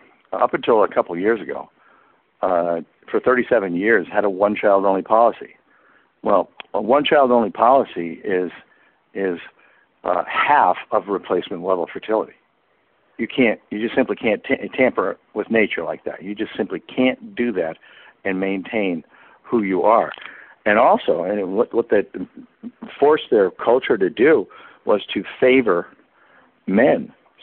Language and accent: English; United States; moved away as an adult; I'm a Westerner. I'm from the United States. I'm an expat.